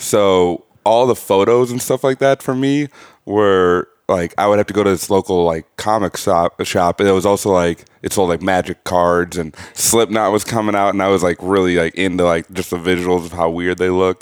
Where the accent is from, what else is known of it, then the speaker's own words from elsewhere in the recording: Burnsville, Minnesota, United States; also born or lived in St. Cloud; I grew up in Burnsville, like a suburb, like twenty minutes south